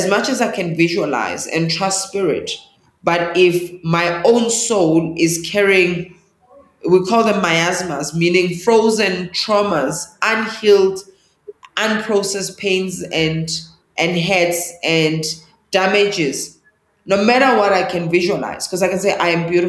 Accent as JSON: {"language": "English", "town": "Johannesburg", "region": "Gauteng", "country": "South Africa", "tie": "born or raised there", "second_language": "English", "said": "I was born in Alexandra Township, which is northeast of Johannesburg"}